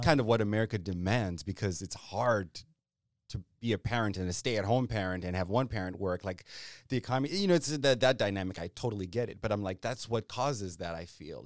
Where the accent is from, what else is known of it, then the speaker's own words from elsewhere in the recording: Zimbabwe; now in Virginia, United States; I'm a guy from Zimbabwe